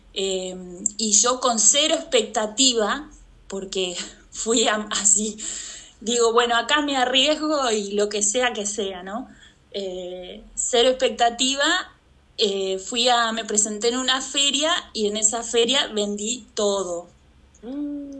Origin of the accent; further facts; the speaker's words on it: Santa Fe, Argentina; moved away as an adult; also born or lived in Ushuaia; yo nací en Santa Fe, en Argentina, que es el norte de Argentina